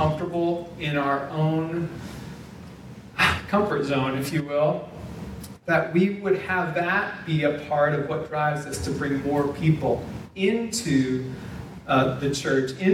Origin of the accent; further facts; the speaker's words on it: South Dakota, United States; moved away; also born or lived in Minnesota / Indiana; we had local church families where we grew up in South Dakota, where I got saved and was baptized